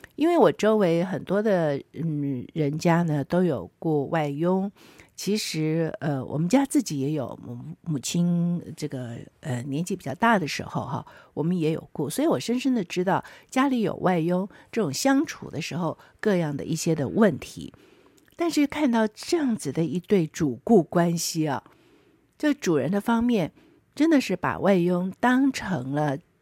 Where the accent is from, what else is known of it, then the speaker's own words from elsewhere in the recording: Taiwan; 我们台湾人